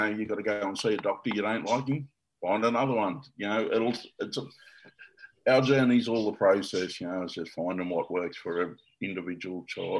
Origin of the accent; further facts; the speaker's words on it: Nowra, New South Wales, Australia; I was born and bred in Nowra here